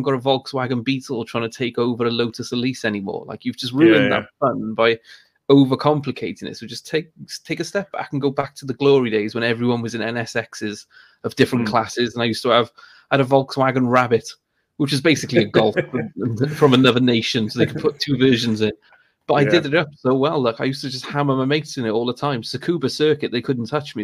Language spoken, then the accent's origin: English; Cardiff, Wales, United Kingdom; I'm in South Wales, but I grew up in Cardiff